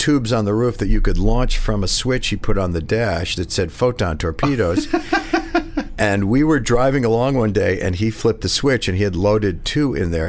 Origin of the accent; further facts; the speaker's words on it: Connecticut, United States; I grew up here in New York, actually in Connecticut.